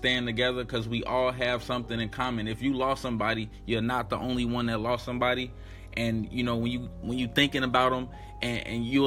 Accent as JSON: {"language": "English", "town": "Chicago", "region": "Illinois", "country": "United States", "tie": "born or raised there", "said": "I'm from Chicago. Shout out my city, Chicago. That's where I was born and raised"}